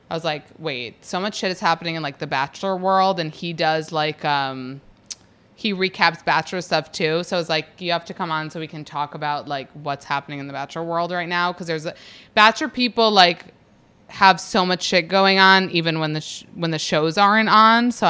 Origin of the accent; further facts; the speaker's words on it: East Coast, United States; only New York and New Jersey because I'm like from the East Coast, I guess.